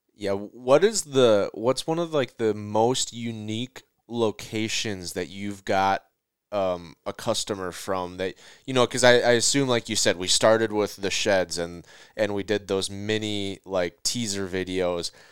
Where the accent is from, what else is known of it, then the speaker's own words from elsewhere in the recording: Minnesota, United States; I'm from Minnesota